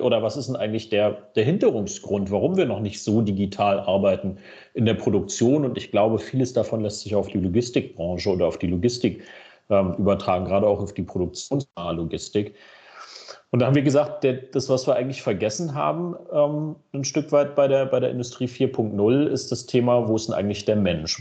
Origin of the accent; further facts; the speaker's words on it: Berlin, Germany; ich als gebürtiger Berliner